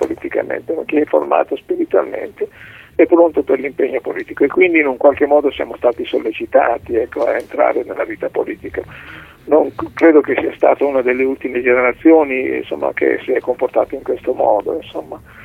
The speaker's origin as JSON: {"language": "Italian", "town": "Reggio Emilia", "region": "Emilia-Romagna", "country": "Italy", "said": "io sono di Reggio Emilia"}